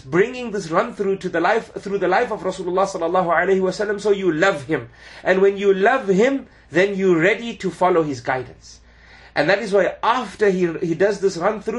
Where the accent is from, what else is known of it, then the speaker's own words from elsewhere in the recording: Zimbabwe; moved away; also born or lived in United Kingdom; when I grew up in Zimbabwe and even in the UK